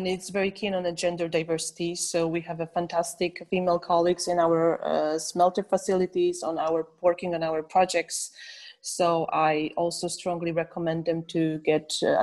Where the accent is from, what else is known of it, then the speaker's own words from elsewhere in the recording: Silesian Voivodeship, Poland; I'm coming from Silesia